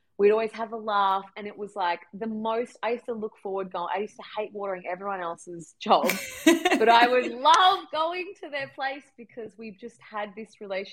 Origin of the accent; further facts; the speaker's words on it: Toowoomba, Queensland, Australia; moved away as an adult; also born or lived in Melbourne, Australia; now in Sydney, Australia; I was from Toowoomba